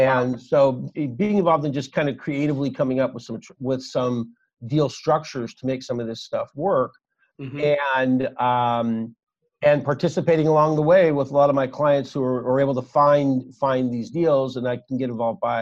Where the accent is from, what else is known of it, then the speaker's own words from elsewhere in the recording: Los Angeles, California, United States; I'm from Los Angeles